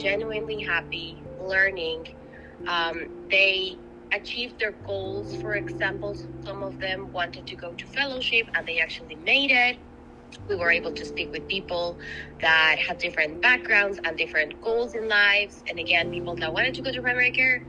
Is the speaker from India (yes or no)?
no; Ecuador; moved away as an adult; now in United States; I am originally from Ecuador. I am an IMG. I, of course, did my med school there